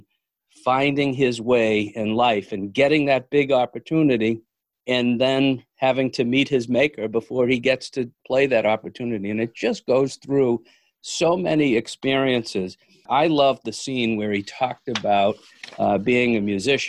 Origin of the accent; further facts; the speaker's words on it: Milford, Massachusetts, United States; I grew up in Milford, Mass